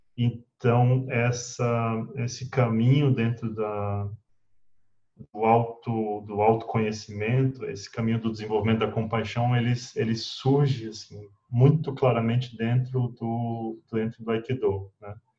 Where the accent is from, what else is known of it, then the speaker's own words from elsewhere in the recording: Brazlândia, Federal District, Brazil; Nasci no Distrito Federal, numa cidadezinha, talvez a segunda cidade mais antiga do Distrito Federal, que é Braslândia